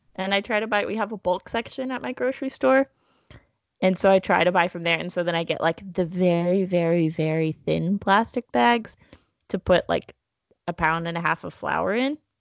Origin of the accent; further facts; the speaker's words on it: Texas, United States; now in Eugene, United States; my hometown is the pecan capital of Texas